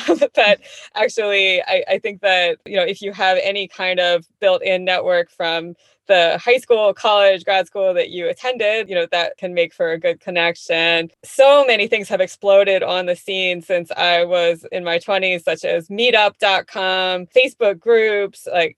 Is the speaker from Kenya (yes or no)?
no; Philadelphia, Pennsylvania, United States; now in Washington, United States; Like, I'm from Philadelphia area originally, but I suppose I feel like DC is home. But I have lived in so many places now that it's hard to really say.